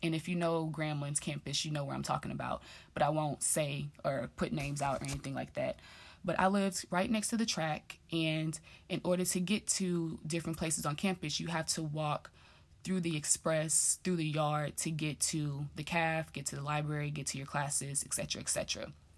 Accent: Dallas, Texas, United States; moved away as an adult; also born or lived in Grambling, Louisiana; growing up in Dallas

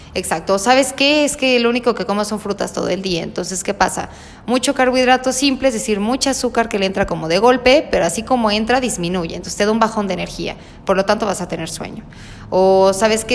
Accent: Mexico; somos nosotros como mexicanos

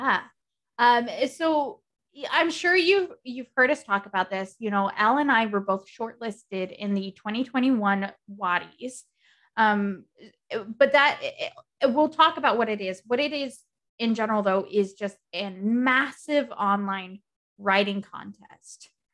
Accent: United States; I am American

